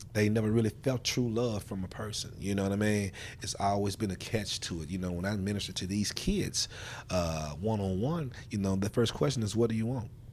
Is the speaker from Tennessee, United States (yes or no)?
yes; Memphis, Tennessee, United States; I am a product of the Fraser community. I grew up here in Fraser